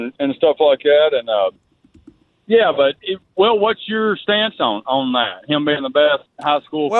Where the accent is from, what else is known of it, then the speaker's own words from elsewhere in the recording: Saraland, Alabama, United States; I'm from Saraland. I live in Saraland. I got kids in all three schools.